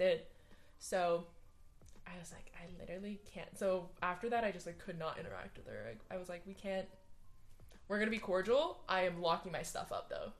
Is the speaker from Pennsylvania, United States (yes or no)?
no; Hawaii, United States; moved away as an adult; I am from Hawaii. I am not Hawaiian